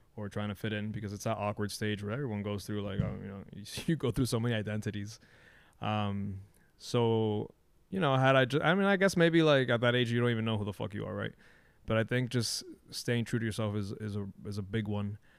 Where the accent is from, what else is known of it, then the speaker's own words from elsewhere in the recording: Miami, Florida, United States; living in, and growing up in Miami